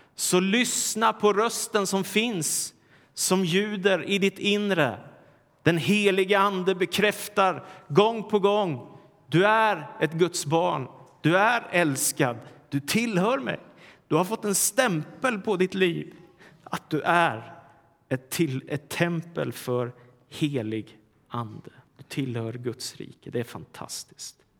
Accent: Sweden; när jag var liten i Sverige

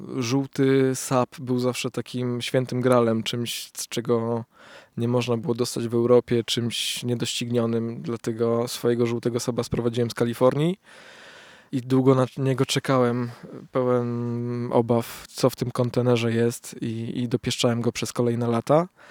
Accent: Poland; moved away as an adult; now in Warsaw, Poland; swojej małej miejscowości, w której się wychowałem, w której wciąż czuję się jak ryba w wodzie

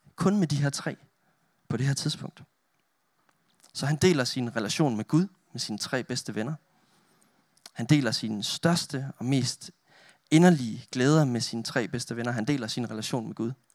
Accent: Denmark; moved away as an adult; now in Roskilde, Denmark; Jeg er selv oprindelig jyde. Jeg kommer fra Olleren

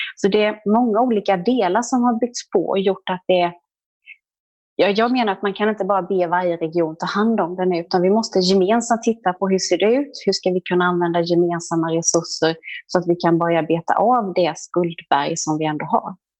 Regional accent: Jönköping, Jönköping County, Sweden; accent: Småland; jag är smålänning och Jönköpingsbo, det hör man därför att det är svårt att hitta några R när jag talar.

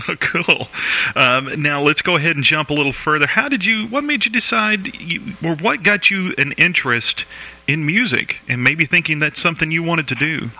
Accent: the South, United States; I'm from the South.

